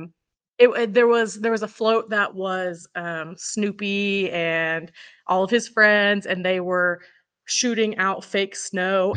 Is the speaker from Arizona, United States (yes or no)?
no; Oklahoma, United States; now in Eureka Springs, United States; I'm originally from Oklahoma